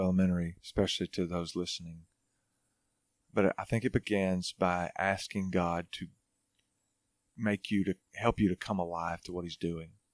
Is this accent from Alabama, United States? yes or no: yes; Hartselle, Alabama, United States; moved away as an adult; also born or lived in Arkansas / Auburn, Alabama / New Orleans, Louisiana; now in Franklin, Tennessee, United States; I'm from North Alabama, small town called Hartsville